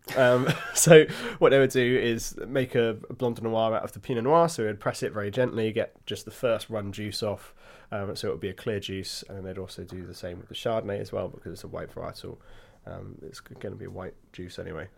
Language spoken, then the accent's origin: English; Hampshire, South East England, United Kingdom; I was born in Hampshire